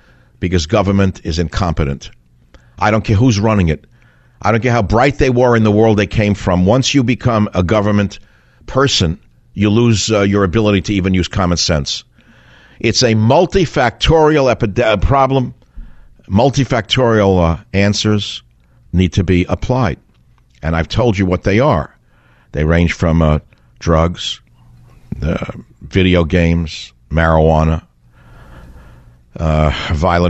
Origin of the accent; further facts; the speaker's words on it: New York, United States; now in California, United States; I'm a New Yorker